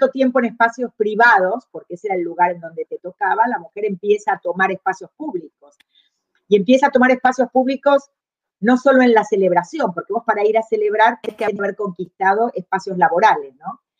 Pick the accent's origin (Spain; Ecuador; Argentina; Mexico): Argentina; moved away as an adult; also born or lived in Chile